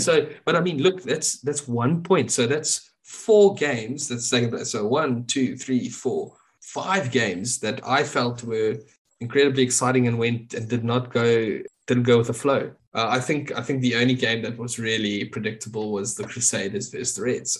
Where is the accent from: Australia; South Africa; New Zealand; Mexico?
South Africa; as a South African